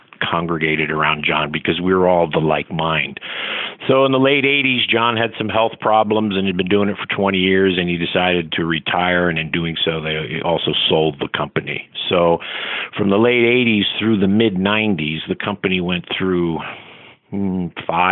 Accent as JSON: {"language": "English", "town": "Philadelphia", "region": "Pennsylvania", "country": "United States", "tie": "born or raised there", "also_born_or_lived": "Tampa / Connecticut", "moved": "yes", "lives_now": "Daytona, United States", "said": "where we grew up in Philadelphia, North Philadelphia"}